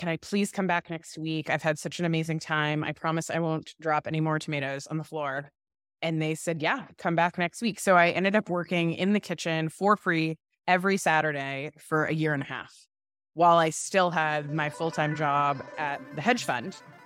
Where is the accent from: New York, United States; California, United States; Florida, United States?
Florida, United States; Orlando; moved away as an adult; also born or lived in Stanford; I grew up in Florida, in Orlando, in a great family